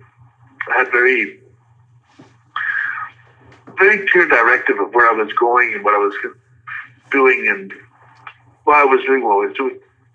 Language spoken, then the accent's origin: English; Los Angeles, California, United States; also born or lived in the Carolinas; when I was growing up in Hollywood